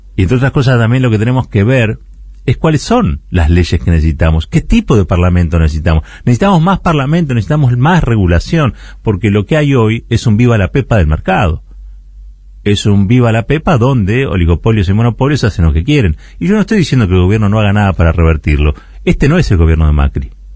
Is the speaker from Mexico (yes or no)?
no; Argentina; Nosotros que venimos del país del Cordobazo, del 17 de octubre